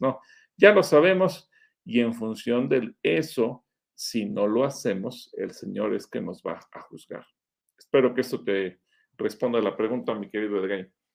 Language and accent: Spanish; Mexico; somos mexicanos